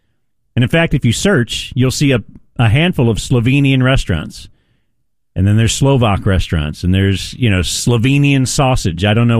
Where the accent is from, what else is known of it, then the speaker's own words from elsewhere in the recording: Cleveland, Ohio, United States; now in Dallas, United States; I'm from Cleveland. I grew up there.